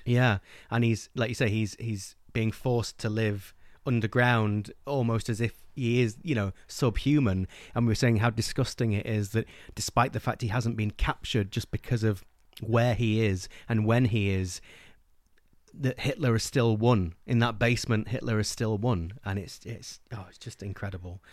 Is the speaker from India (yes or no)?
no; England, United Kingdom; English people growing up in England